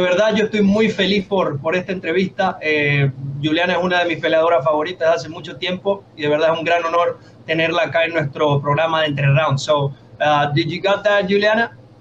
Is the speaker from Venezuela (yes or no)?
yes; Venezuela; yo, soy de Venezuela también